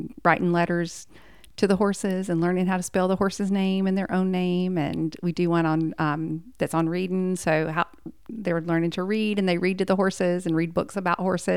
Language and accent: English; Abernant, Alabama, United States; we grew up off of exit 100 way out in the middle of nowhere. A little town called Abernat